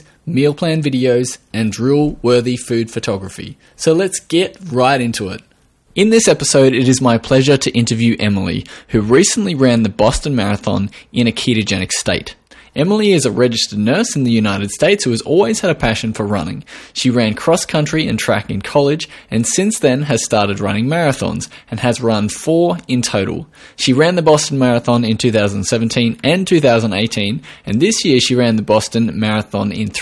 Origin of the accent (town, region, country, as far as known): Australia